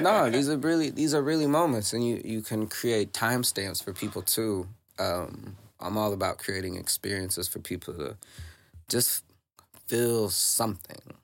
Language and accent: English; Southern Illinois, United States; now in Saint Louis, United States; I'm from the Illinois side.